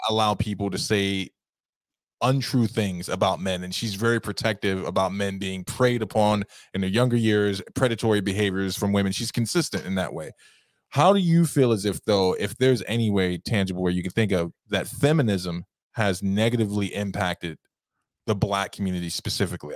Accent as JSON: {"language": "English", "region": "New York", "country": "United States", "tie": "born or raised there", "moved": "as an adult", "lives_now": "upstate New York, United States", "said": "growing up in Harlem"}